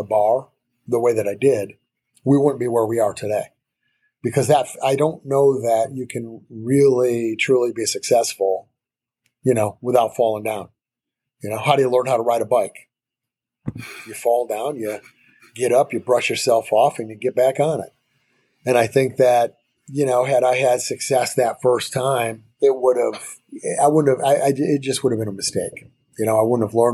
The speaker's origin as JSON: {"language": "English", "town": "Grand Rapids", "region": "Michigan", "country": "United States", "tie": "born or raised there", "also_born_or_lived": "Lake Nona, Florida", "moved": "yes", "said": "I'm from Michigan. And I really, really think that I grew up in Grand Rapids."}